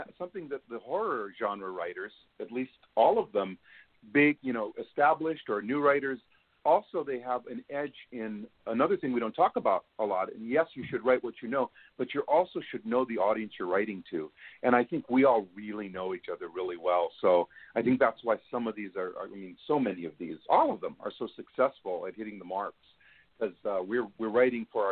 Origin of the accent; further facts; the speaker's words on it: Hawaii, United States; I'm from Hawaii